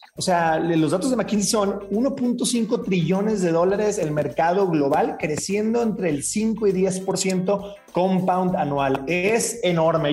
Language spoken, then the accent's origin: Spanish; Mazatlán, Sinaloa, Mexico; yo soy de Mazatlán